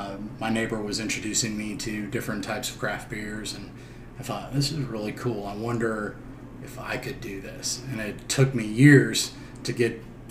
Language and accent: English; Minnesota, United States; moved away as an adult; now in High Point, United States; I traveled actually from Minnesota, which was my hometown. Minneapolis, Minnesota, just north of Minneapolis.